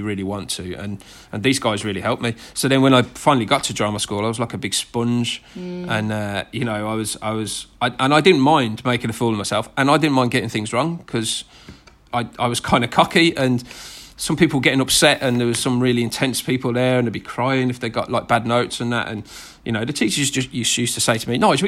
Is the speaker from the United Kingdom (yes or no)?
yes; Birmingham, West Midlands, United Kingdom; accent: thick Brummie; my thick Brummie accent